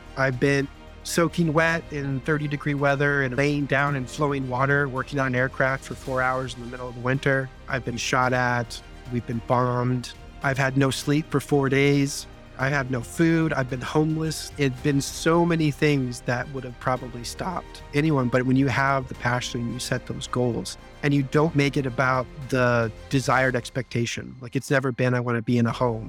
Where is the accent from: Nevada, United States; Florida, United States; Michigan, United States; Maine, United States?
Nevada, United States; Las Vegas; I grew up in Las Vegas, Nevada